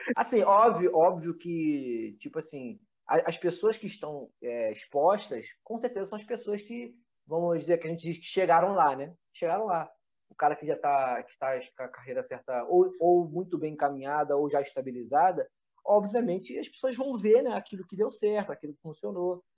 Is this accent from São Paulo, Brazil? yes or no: no; Nilópolis, Rio de Janeiro, Brazil; moved away as an adult; also born or lived in Costa Barros / São João de Meriti; Eu sou lá de Nilópolis, né, cara? Sou de Nilópolis